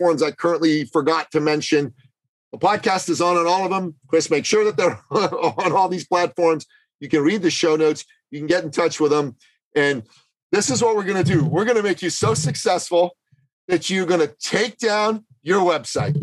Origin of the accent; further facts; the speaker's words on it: Canada; moved away; my home country of Canada